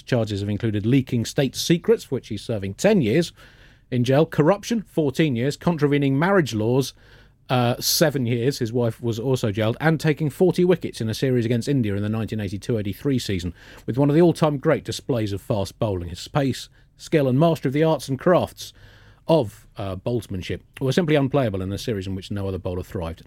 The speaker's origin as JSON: {"language": "English", "country": "United Kingdom", "said": "we Brits"}